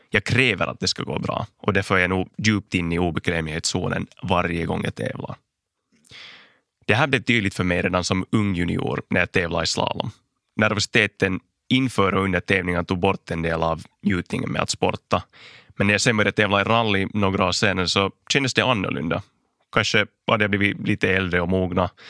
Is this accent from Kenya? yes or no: no; Ingå, Uusimaa, Finland; now in Helsinki, Finland; Jag är född och uppvuxen i Finlands rallymecka, Ingo. Idag bor jag i Helsingfors där jag studerar ekonomi vid Hanken vid sidan av min karriär som rallyförare. Men Ingo är nog fortfarande min riktiga hemmatrakt